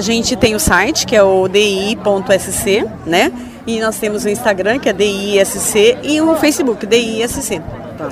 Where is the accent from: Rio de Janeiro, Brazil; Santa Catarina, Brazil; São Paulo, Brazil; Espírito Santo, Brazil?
Santa Catarina, Brazil; Joinville; sou de Joinville